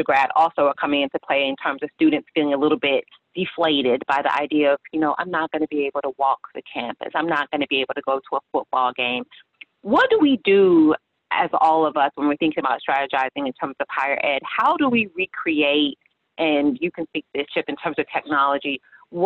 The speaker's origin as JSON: {"language": "English", "town": "Fort Lauderdale", "region": "Florida", "country": "United States", "lives_now": "West Palm Beach, United States", "said": "I'm in West Palm Beach, but I'm from Fort Lauderdale"}